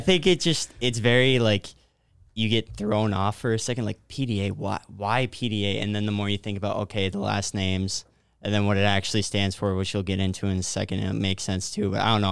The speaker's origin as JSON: {"language": "English", "town": "New Ulm", "region": "Minnesota", "country": "United States", "tie": "born or raised there", "said": "I was born and raised in New Ulm"}